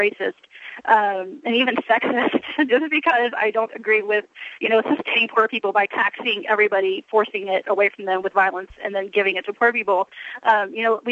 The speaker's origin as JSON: {"language": "English", "town": "El Paso", "region": "Texas", "country": "United States", "said": "I'm from El Paso, which has a very high minority population"}